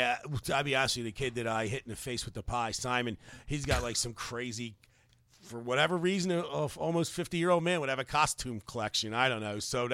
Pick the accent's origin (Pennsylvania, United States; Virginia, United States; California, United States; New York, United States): Pennsylvania, United States; Philadelphia; now in Baltimore, United States; I'm from Philadelphia.